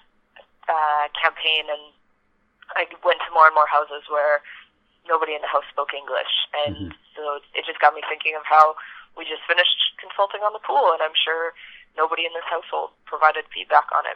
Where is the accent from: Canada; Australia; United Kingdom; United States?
Canada; Yellowknife, Northwest Territories; being born and raised in Yellowknife